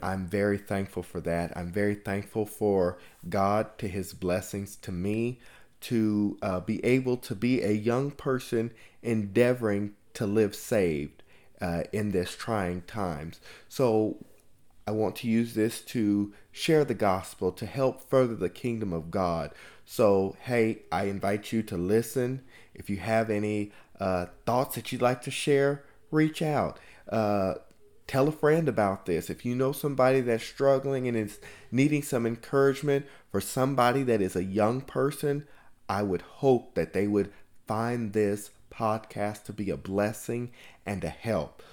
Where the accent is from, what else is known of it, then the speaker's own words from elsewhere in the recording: California, United States; I was born and raised in California